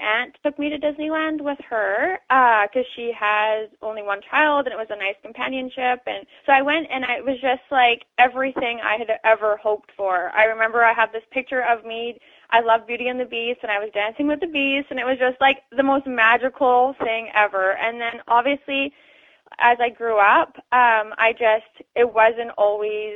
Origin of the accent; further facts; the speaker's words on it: Canada; also born or lived in Langley, British Columbia; being a Canadian